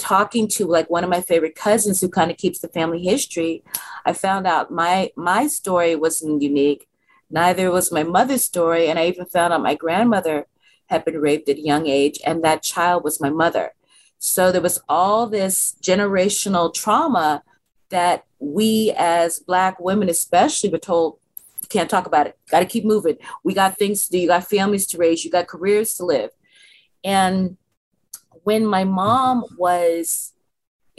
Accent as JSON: {"language": "English", "town": "San Francisco", "region": "California", "country": "United States", "tie": "born or raised there", "said": "I'm a native San Franciscan. I was born in San Francisco in the 60s, and I helped integrate"}